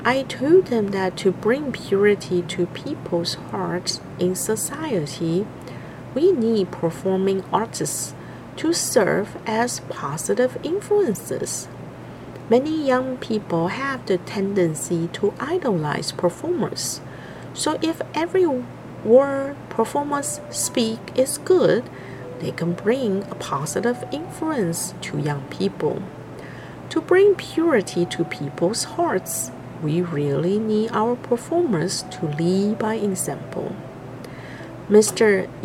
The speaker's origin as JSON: {"language": "English", "town": "Hualien", "region": "Hualien County", "country": "Taiwan", "said": "Hello everyone … I'm from Hualien, Taiwan."}